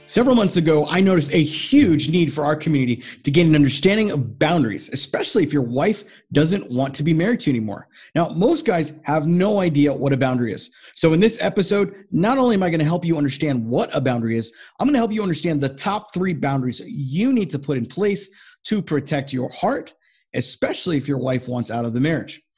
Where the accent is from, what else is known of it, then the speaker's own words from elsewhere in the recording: Florida, United States; moved away; I grew up in Florida